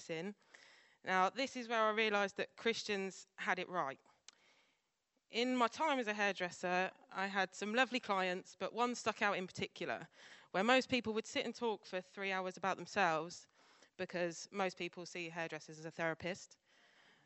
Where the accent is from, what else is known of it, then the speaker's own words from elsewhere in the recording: near Newbury, South East England, United Kingdom; also born or lived in Scotland; I was born in Scotland and I grew up on a farm in a little village near Newbury.